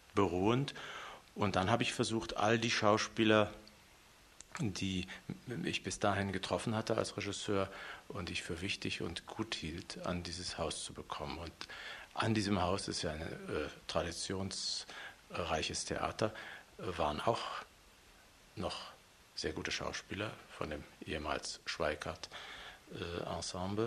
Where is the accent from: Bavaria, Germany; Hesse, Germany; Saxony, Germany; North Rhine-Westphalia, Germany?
Saxony, Germany; Leipzig; moved away as an adult; also born or lived in West Berlin / Hannover / Hamburg / Vienna; now in Munich, Germany; Ich bin in der Gottschedstraße geboren, da aufgewachsen